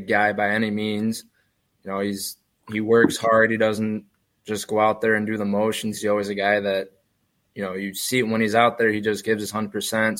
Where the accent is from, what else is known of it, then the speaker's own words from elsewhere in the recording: Rochester, New York, United States; growing up in the Rochester area